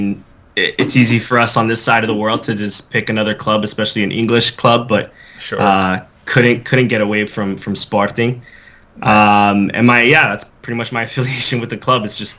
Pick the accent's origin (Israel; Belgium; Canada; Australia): Canada; Toronto, Ontario; I'm from Toronto, Canada. Same time zone at least. My parents are both Portuguese.